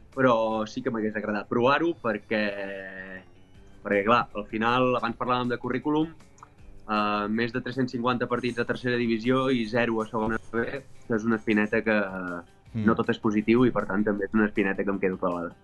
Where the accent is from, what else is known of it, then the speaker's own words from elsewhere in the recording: Palamós, Catalonia, Spain; also born or lived in French Alps; now in France; Jo vaig marxar de Palamós convençudíssim de que tornaria